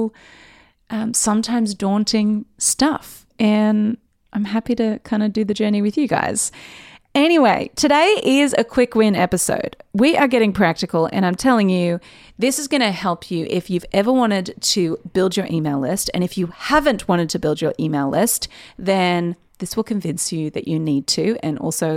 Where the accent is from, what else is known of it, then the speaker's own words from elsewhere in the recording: Newcastle, New South Wales, Australia; moved away as an adult; now in Sydney, Australia; And Newcastle is where I've lived my whole life.